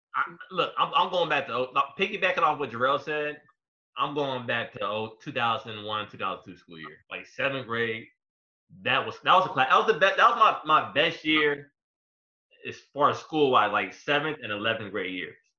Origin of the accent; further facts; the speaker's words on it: Hampton, Virginia, United States; I'm from Hampton